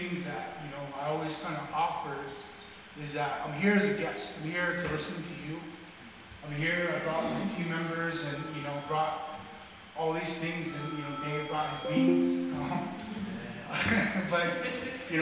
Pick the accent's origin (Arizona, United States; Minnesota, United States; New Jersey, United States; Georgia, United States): Arizona, United States; northern; I come from the Navajo Nation. I grew up in northern Arizona